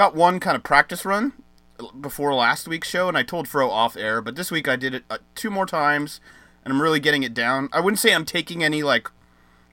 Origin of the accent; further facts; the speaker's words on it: United States; me as an American